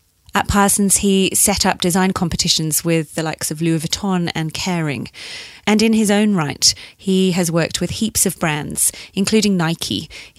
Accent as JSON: {"language": "English", "town": "Leeds", "region": "Yorkshire and the Humber", "country": "United Kingdom", "said": "He's fabulous. But I'm from Leeds."}